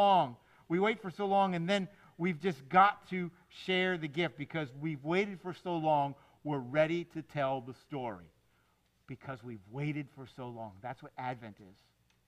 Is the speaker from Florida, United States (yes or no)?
yes; Miami, Florida, United States; I grew up in Miami in the 70s